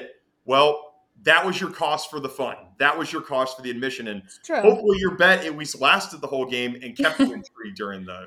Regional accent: Nashville, Tennessee, United States; also born or lived in Detroit, United States / Chicago, United States; now in New York, United States; I was raised in Nashville

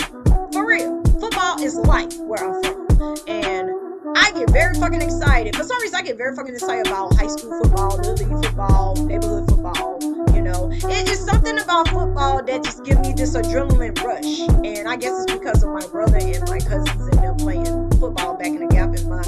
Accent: the South, United States; accent: Southern; In order for me to get my accent back, I need to go back home for about a year or two and then come back, and then y'all be able to hear my accent. Even though it sounds very lovely and I sound like a straight up Southern belle to the max.

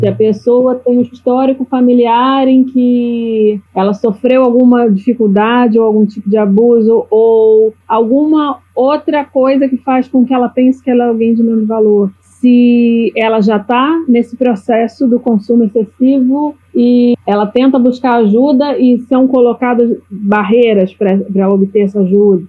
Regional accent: Rio de Janeiro, Brazil; now in Florianópolis, Brazil; Rio de Janeiro, que é de onde eu sou. Hoje eu vivo em Florianópolis

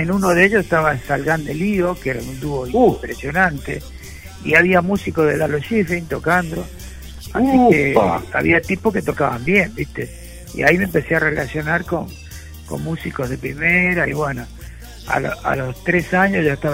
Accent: Floresta, Buenos Aires, Argentina; born there; pero yo nací en Floresta

